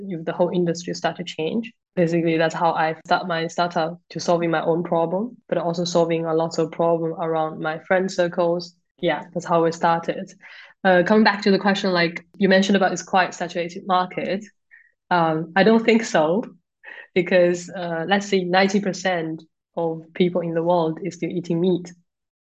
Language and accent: English; China; moved away as an adult; also born or lived in Germany; now in United Kingdom; So, I come from China. And studied in Germany and come to the UK in 2018.